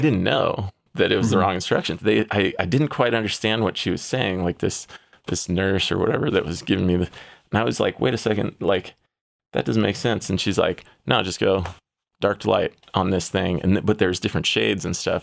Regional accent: San Diego, California, United States; I'm from San Diego, California.

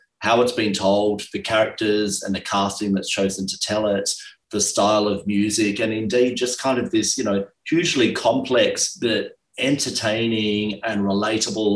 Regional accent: Australia; as an Australian heading over to New York City

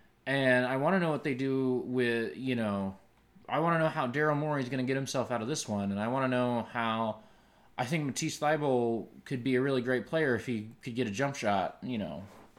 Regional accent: Kansas, United States; now in Dallas, United States; I grew up in Kansas.

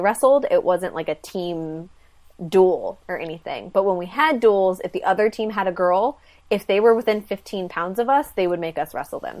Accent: a little town north of San Francisco, California, United States; I'm from a little town about two and a half hours north of San Francisco.

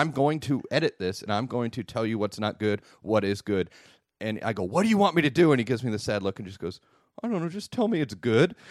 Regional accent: United States; I'm an American

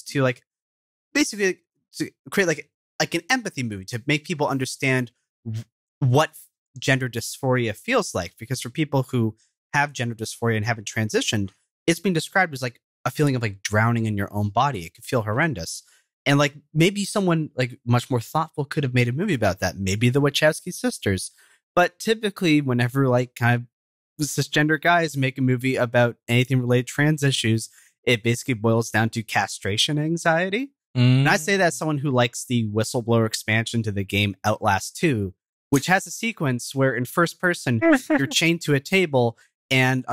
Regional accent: Canada; as a Canadian.

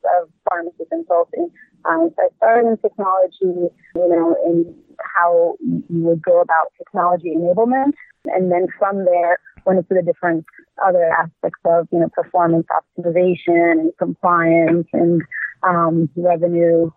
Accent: Egypt; moved away as an adult; now in Irvine, United States; I'm from Egypt originally.

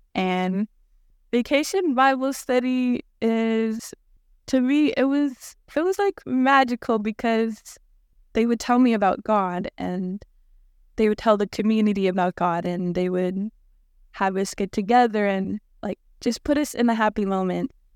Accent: Hooper Bay, Alaska, United States; I'm from Hooper Bay, and I was raised by a community and an elder, and let me just take you with me to my hometown called Hooper Bay

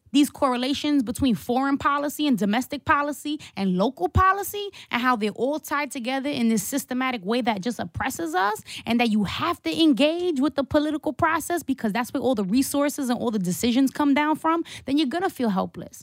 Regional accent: New York City, New York, United States; my church on Court Street in downtown Brooklyn where I grew up

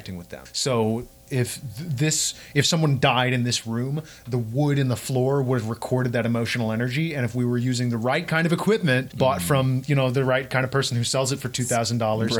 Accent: Louisville, Kentucky, United States; in Louisville, Kentucky, my hometown.

